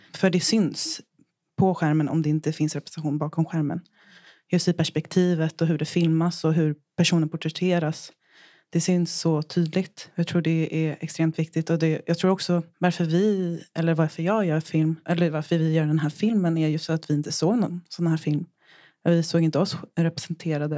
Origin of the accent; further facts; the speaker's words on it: Japan; moved away; Just då så var jag i Japan, det är där jag är ifrån